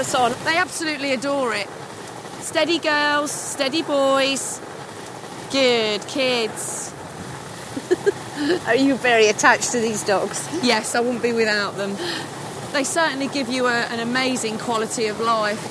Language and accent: English; Leicester, East Midlands, United Kingdom; also born or lived in National Forest; I was born and bred in Leicester, I grew up in the National Forest